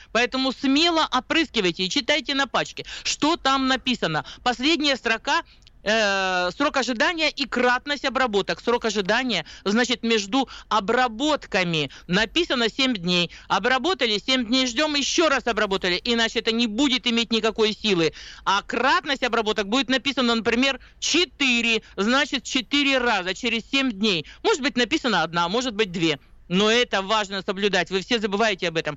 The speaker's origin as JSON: {"language": "Russian", "region": "Siberia", "country": "Russia", "said": "мы сибиряки, у нас э, холоднее все-таки"}